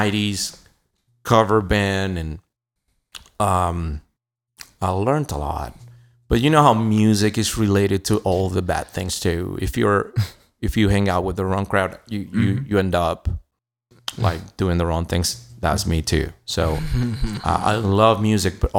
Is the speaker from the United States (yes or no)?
no; Venezuela; moved away; I was born in South America, and a beautiful country called Venezuela